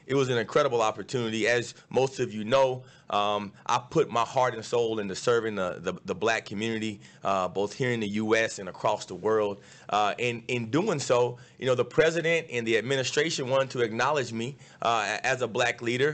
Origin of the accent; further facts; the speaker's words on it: Dallas, Texas, United States; my hometown, Dallas, Texas